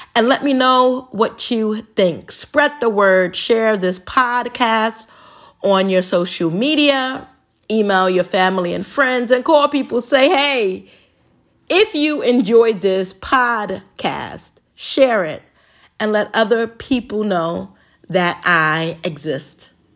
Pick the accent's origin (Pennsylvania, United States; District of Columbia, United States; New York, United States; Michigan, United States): New York, United States; New York City; when I was a little kid growing up in the Bronx